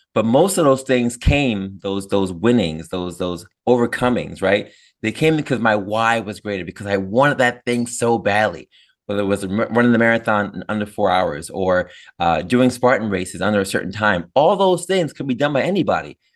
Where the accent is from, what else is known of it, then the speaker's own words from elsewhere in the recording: New Paltz, New York, United States; SUNY New Paltz, which I know very well. That's in my hometown